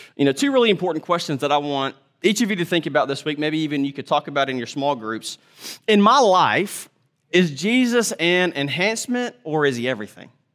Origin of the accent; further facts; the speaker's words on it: United States; as modern American people